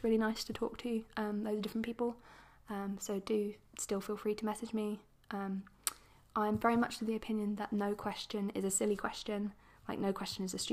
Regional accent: England, United Kingdom; accent: posh; I'm English

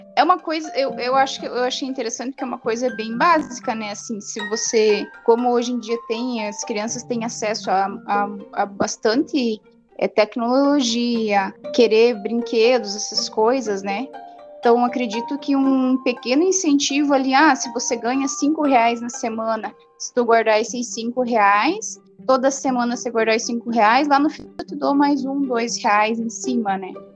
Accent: Francisco Beltrão, Paraná, Brazil; Eu sou de Francisco Beltrão e sou formada em Ciências Contábeis

